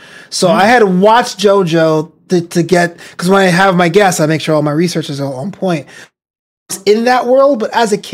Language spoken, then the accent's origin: English; United States; I am an American. My parents are immigrants. They came from the Caribbean